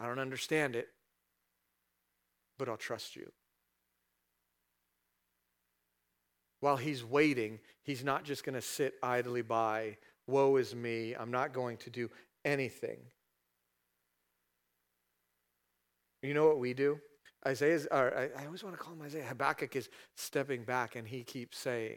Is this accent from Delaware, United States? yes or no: no; California, United States; now in Statesville, United States; I'm from California